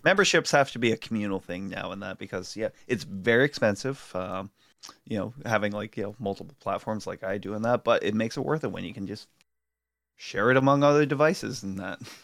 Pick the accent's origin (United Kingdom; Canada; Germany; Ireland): Ireland; an Irish person in that with a, with an ailing mother right now